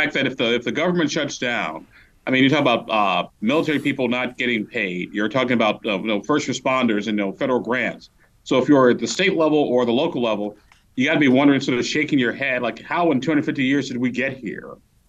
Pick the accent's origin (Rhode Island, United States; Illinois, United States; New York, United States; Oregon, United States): Illinois, United States; who's from my home state of Illinois